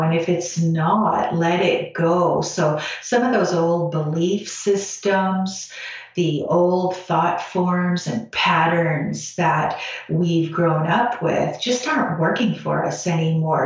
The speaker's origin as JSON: {"language": "English", "country": "Canada", "said": "I'm Canadian"}